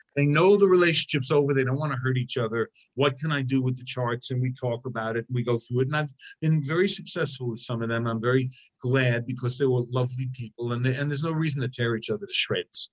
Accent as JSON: {"language": "English", "region": "New York", "country": "United States", "said": "I'm a New Yorker"}